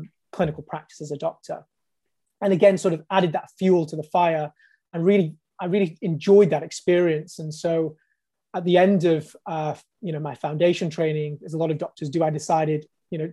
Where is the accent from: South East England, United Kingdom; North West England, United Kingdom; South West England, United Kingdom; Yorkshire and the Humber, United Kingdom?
North West England, United Kingdom; Bolton; moved away as an adult; also born or lived in London; I came down from Bolton, actually, studied medicine in Imperial College